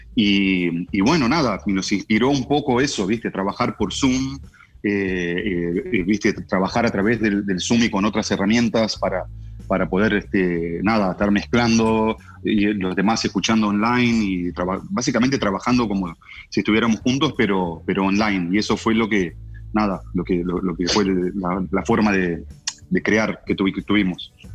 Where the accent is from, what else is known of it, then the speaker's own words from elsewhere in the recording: Uruguay; now in Los Angeles, United States; somos todos como uruguayos